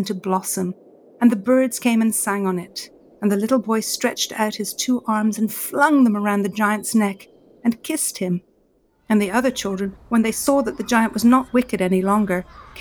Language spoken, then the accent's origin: English; Ireland; I grew up with in Ireland